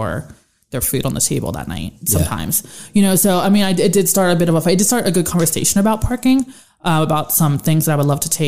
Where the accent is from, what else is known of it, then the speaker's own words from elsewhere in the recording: North Huntington, Pennsylvania, United States; also born or lived in Slippery Rock, Pennsylvania; now in Irwin, United States; I grew up in North Huntington